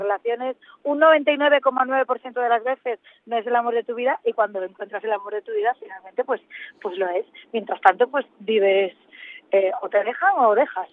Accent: Asturias, Spain; moved away as an adult; now in Madrid, Spain; Asturias en mi tierra, eh, eh, la que nací y la que tanto quiero y echo de menos

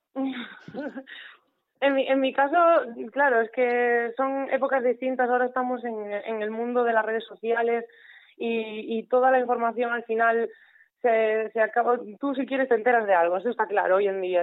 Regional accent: Mugardos, Galicia, Spain; mi pueblo, Mugardos

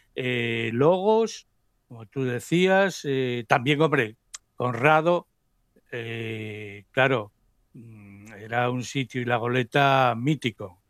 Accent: Oviedo, Asturias, Spain; now in Gijón, Spain; nací, me nacieron, crecí en Oviedo

